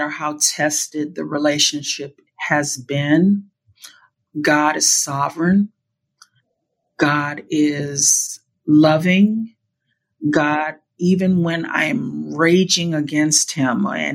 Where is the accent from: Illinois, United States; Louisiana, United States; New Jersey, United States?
Louisiana, United States; New Orleans; moved away; also born or lived in California; I was raised in New Orleans